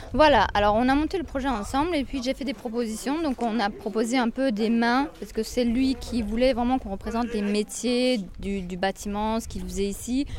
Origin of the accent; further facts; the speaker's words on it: Limoges, Nouvelle-Aquitaine, France; moved away as an adult; now in Corrèze, France; Je viens de Limoges à la base. Je suis originaire de Limoges. Je suis installée en Corrèze actuellement